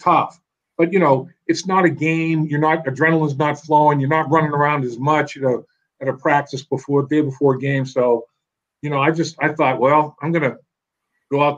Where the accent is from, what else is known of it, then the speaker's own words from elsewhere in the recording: Boston, Massachusetts, United States; moved away; also born or lived in Syracuse; I'm from the Boston area, New England originally